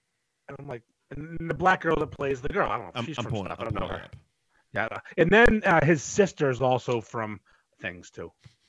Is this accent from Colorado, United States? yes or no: no; Peabody, Massachusetts, United States; So I'm from Peabody. I went to temple all the time.